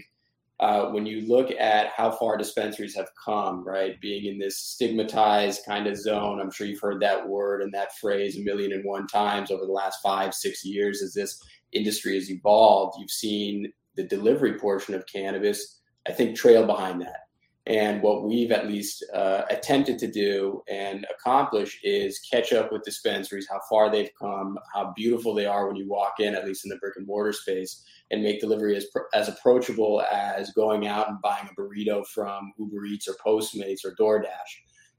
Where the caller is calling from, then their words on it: Boston, Massachusetts, United States; I am in Boston, Massachusetts, but we'll be back in Big Apple tomorrow.